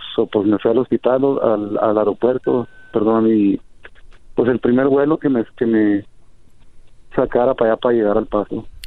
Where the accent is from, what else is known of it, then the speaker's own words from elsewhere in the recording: Mexico; now in Denver, United States; nosotros los mexicanos